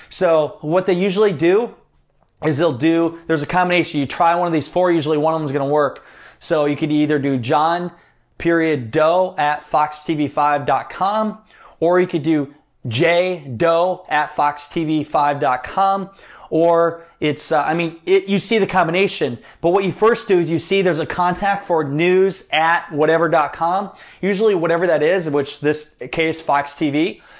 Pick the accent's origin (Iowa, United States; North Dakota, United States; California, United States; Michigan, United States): Iowa, United States; hey, I'm from Iowa, kind of Midwestern connection there.